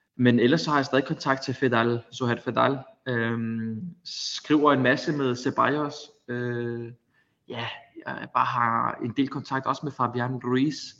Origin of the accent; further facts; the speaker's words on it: Denmark; moved away as an adult; now in Spain; hjemme i Danmark